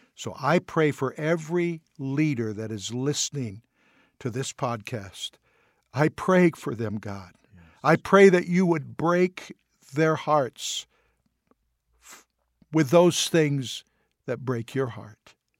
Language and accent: English; United States; we're from the United States